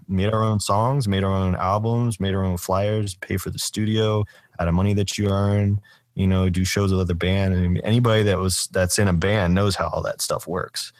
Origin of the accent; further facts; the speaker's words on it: Doraville, Georgia, United States; my hometown, Doorville, is, that's where Spaghetti Junction is.